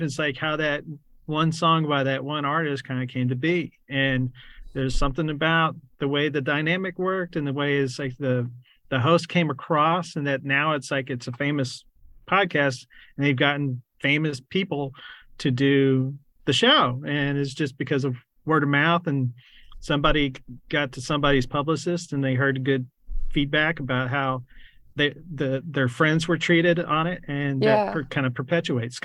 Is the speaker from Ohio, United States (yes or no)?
no; San Antonio, Texas, United States; also born or lived in New Braunfels, Texas; now in Austin, United States; I grew up really in New Braunfels and San Antonio